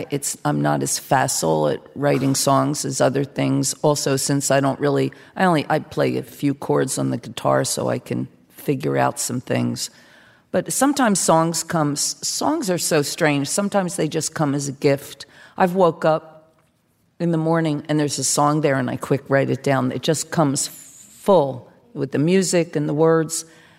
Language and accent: English; New Jersey, United States; Bruce is from like a different part of New Jersey than me, and he's sort of in the middle, and I'm from South Jersey